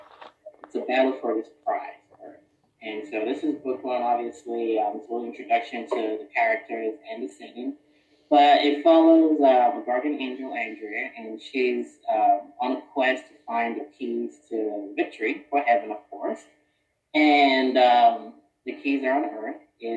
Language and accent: English; Philadelphia, Pennsylvania, United States; also born or lived in Oklahoma; now in Texas, United States; I'm from Philadelphia, but moved to Texas for work. I've actually moved around quite a bit.